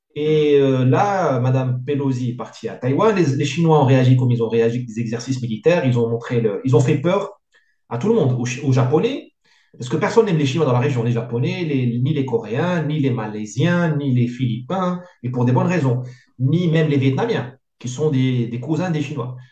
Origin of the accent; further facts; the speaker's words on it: Morocco; now in France; Il y avait beaucoup d'indiscipline chez nous au Maghreb